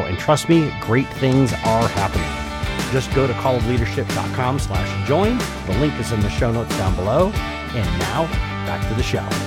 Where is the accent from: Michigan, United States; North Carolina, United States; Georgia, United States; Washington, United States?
Michigan, United States; moved away; I've returned to my native Michigan, and I'm looking to reconnect with my home state